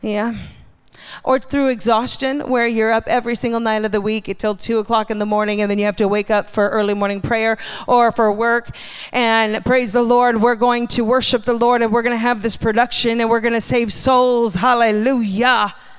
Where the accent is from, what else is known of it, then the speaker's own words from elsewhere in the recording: Hawaii, United States; I grew up in Hawaii.